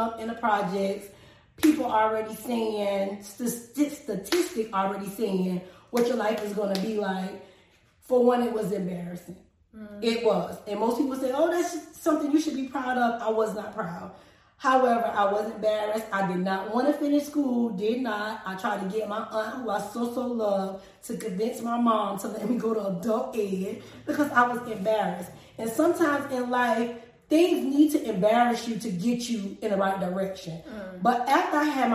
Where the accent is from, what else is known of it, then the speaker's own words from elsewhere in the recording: Kingstree, South Carolina, United States; also born or lived in Florida / Charlotte; So I was raised in Friesen, here in King Street, a small town in King Street. And I went to the public schools here in King Street